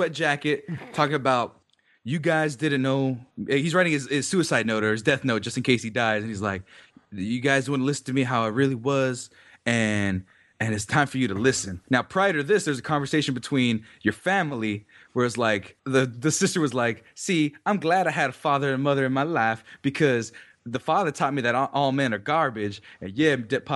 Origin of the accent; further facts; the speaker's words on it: New York City, New York, United States; I'm from Brooklyn.